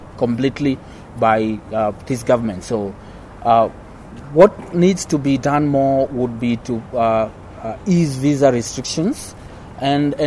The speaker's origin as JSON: {"language": "English", "country": "Kenya"}